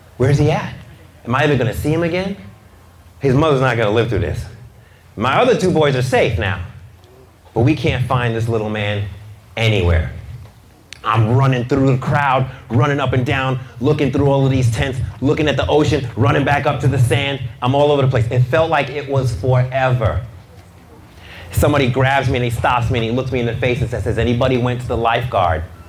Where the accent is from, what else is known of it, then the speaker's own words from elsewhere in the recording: New York City, New York, United States; I'm from Brooklyn